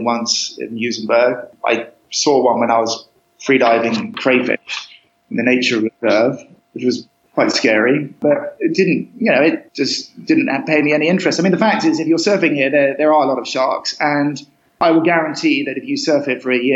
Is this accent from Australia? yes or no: no; Cambridge, East of England, United Kingdom; moved away as an adult; also born or lived in Costa Rica; I was brought up in Cambridge, so kind of landlocked